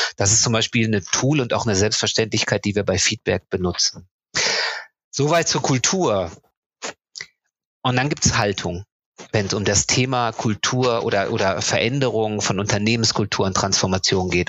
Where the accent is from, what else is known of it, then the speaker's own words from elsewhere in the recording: North Rhine-Westphalia, Germany; Geboren und aufgewachsen bin ich in Ostwestfalen.